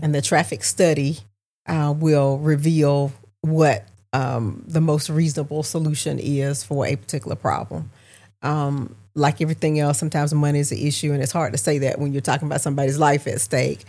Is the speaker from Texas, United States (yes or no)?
no; Augusta, Georgia, United States; my hometown, born and raised here.